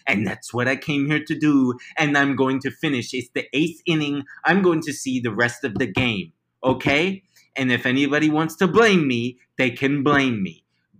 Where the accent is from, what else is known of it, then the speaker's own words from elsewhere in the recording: Chicago, Illinois, United States; Let's see. I'm from Chicago. I was born and raised in the outer loop.